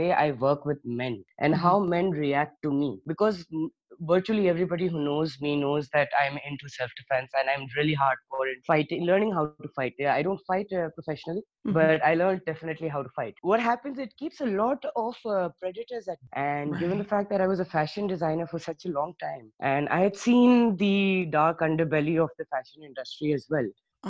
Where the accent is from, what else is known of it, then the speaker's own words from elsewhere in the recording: Johannesburg, Gauteng, South Africa; also born or lived in Karachi, Pakistan; I was born in Karachi, but I was about 4 years old, barely 4 years old, when my parents shifted us to Johannesburg, South Africa.